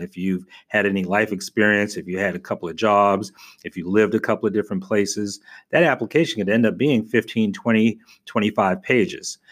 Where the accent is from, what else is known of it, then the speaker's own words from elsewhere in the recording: New York, United States; now in Tampa, United States; I was from New York, so I knew I wanted to live in the Northeast